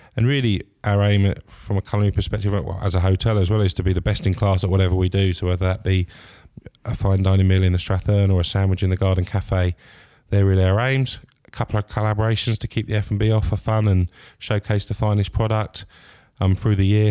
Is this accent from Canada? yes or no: no; Scotland, United Kingdom; being Scottish